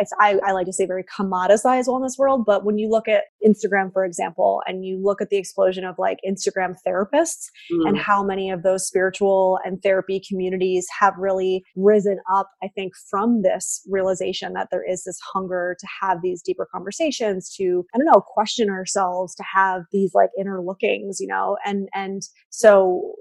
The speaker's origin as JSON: {"language": "English", "region": "New York", "country": "United States", "tie": "born or raised there", "moved": "as an adult", "lives_now": "Los Angeles, United States", "said": "I am a New Yorker, a native New Yorker"}